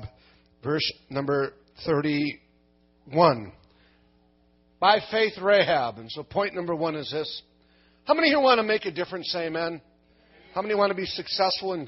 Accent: Minnesota, United States; I'm from Minnesota, the land of the frozen chosen

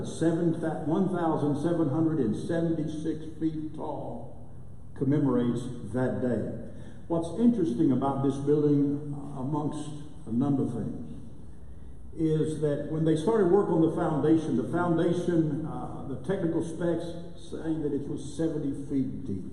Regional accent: Lubbock, Texas, United States; moved away as an adult; now in Durant, United States; I'm originally from Lubbock

